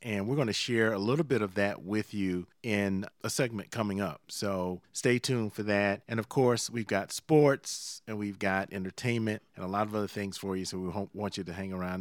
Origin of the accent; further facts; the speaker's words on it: Savannah, Georgia, United States; near my hometown of Savannah